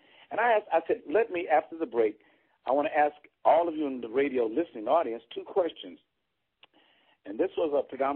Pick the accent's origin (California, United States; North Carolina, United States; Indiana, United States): California, United States; Bakersfield; also born or lived in Wichita, Kansas; I picked all of the cotton, cut to dug the potatoes that were dug, and the tomatoes. I picked peaches right there in Bakersfield, California